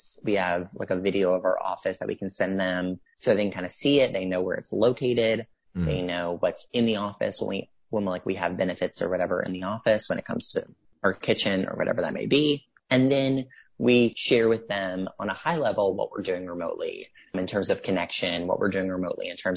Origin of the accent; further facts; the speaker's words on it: Mississippi, United States; I'm from Mississippi